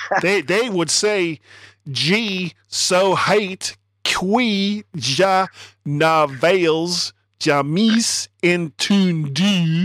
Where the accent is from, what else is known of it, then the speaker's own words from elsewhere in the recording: the South, United States; I'm from the South. I'm a product of the South. Even though my parents were from the North, I am a product of my environment. I grew up in the South.